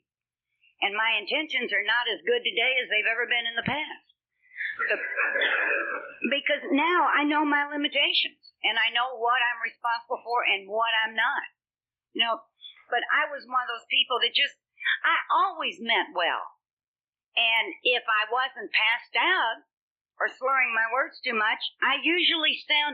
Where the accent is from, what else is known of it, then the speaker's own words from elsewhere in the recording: Louisville, Kentucky, United States; now in Los Angeles, United States; I grew up in Kentucky from a nice family, Irish Catholic family